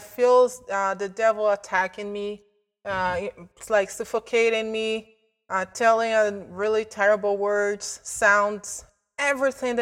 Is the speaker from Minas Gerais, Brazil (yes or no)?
yes; Belo Horizonte, Minas Gerais, Brazil; moved away as an adult; now in Canada; I'm from Brazil, a city called Belo Horizonte, which is southeast of Brazil. I was raised as a Christian